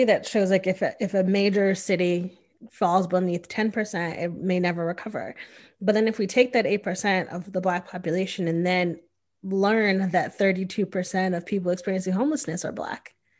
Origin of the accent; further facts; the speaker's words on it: Northeast, United States; now in Austin, United States; as a person who is Black, who moved here from a very diverse place. Like I'm from the Northeast, which is like this huge melting pot of people.